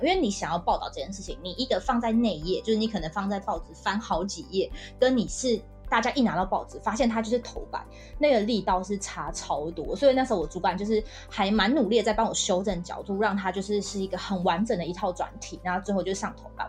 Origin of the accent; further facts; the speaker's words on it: Hualien, Hualien County, Taiwan; 我是花莲人